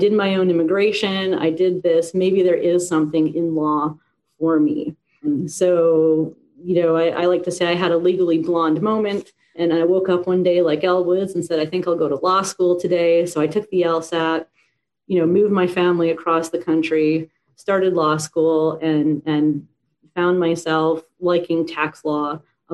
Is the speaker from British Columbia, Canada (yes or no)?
yes; Vancouver, British Columbia, Canada; moved away as an adult; now in Florida, United States; I was born and raised in Vancouver, Canada.